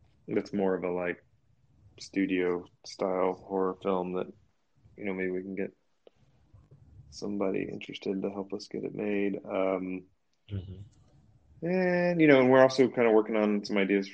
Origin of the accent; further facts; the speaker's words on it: Atlanta, Georgia, United States; moved away as an adult; now in Hollywood, United States; I grew up in Atlanta